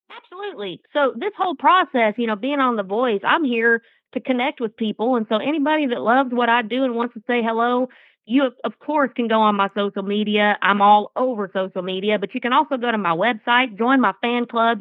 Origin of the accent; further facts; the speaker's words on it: Atoka, Oklahoma, United States; I grew up in Atoka, Oklahoma